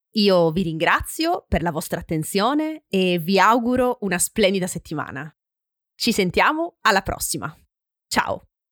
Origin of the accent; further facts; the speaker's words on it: Francavilla Fontana, Apulia, Italy; Nel mio paese, in Puglia, Francavilla Fontana